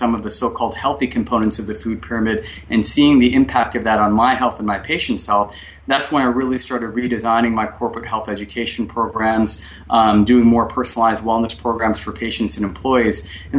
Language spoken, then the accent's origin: English; Kolkata, West Bengal, India; moved away; when I grew up in Calcutta